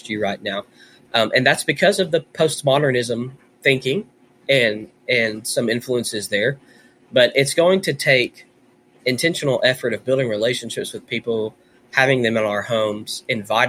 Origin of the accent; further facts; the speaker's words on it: Conway, Arkansas, United States; also born or lived in Nashville, Tennessee; I was raised in Nashville for a little while and then in Central Arkansas.